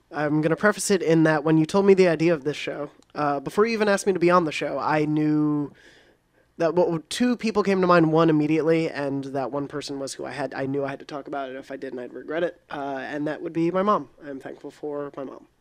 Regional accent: New York, United States; moved away as an adult; also born or lived in Long Island; I was actually born at the N Y U Medical Center, and I went to N Y U

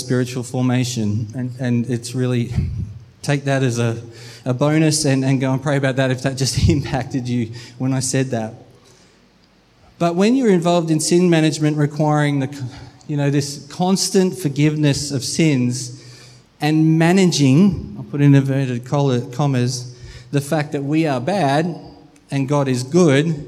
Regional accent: Melbourne, Victoria, Australia; moved away; We are from Melbourne, so we went and visited family for Christmas

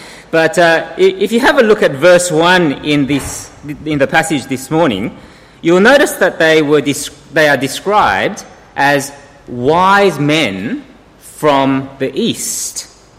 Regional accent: South Korea; born there; I was born in 1970 in Korea.

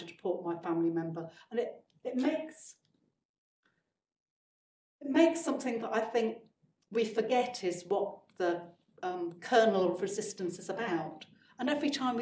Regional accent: Leicester, East Midlands, United Kingdom; I grew up in Leicester

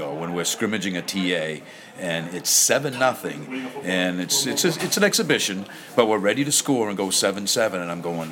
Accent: Auburn, Maine, United States; I'm from Auburn

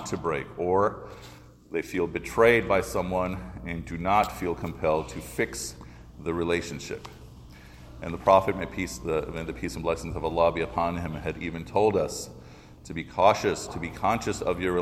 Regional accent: Chicago, Illinois, United States; When I was growing up in Chicago, way back in the 70s

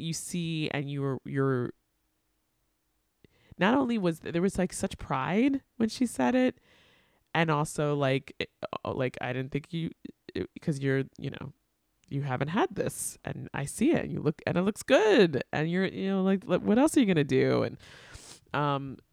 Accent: Long Island, New York, United States; also born or lived in Atlanta / Queens / Brooklyn; I grew up on Long Island

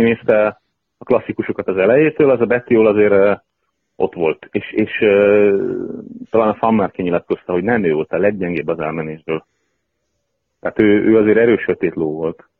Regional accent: Hungary; moved away; nem otthon élettem nagyon sok éve

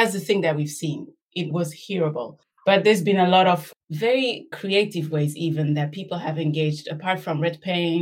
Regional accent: Belgium; I was born and raised in Belgium, myself a product of the colonial encounter, let's say, second generation Rwandan

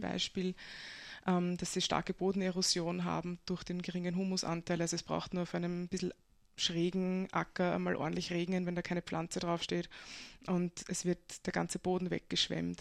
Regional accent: Breitenfurt bei Wien, Lower Austria, Austria; moved away as an adult; also born or lived in Vienna; now in Kobersdorf, Austria; ich bin geboren in Wien und aufgewachsen in Brettenfurt bei Wien

